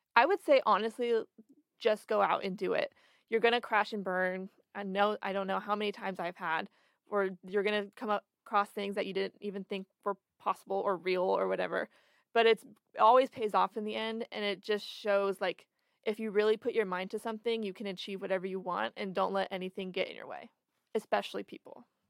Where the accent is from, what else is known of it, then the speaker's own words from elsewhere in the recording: Florence, Oregon, United States; now in Eugene, United States; I'm from Florence, which is only an hour and a half from here